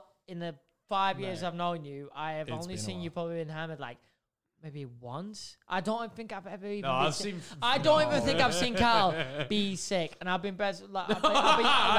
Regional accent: Manchester, North West England, United Kingdom; I'm from Manchester. It's a fucking shithole.

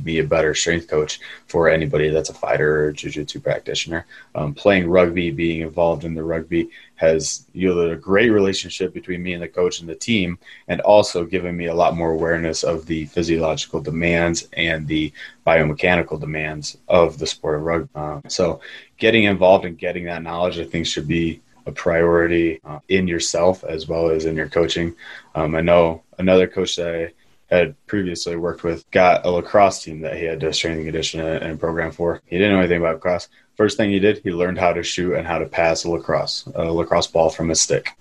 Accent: Midwest, United States; I'm born and bred in American football culture in the Midwest.

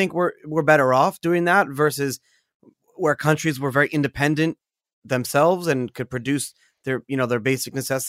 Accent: South Africa; But growing up in South Africa, I had read that everything was made in South Africa.

